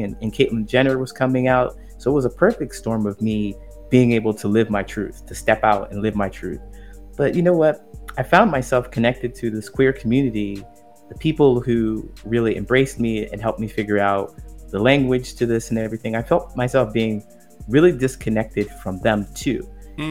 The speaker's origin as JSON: {"language": "English", "region": "Ohio", "country": "United States", "tie": "born or raised there", "also_born_or_lived": "California / Chicago", "moved": "as an adult", "said": "I grew up in a small town in Ohio"}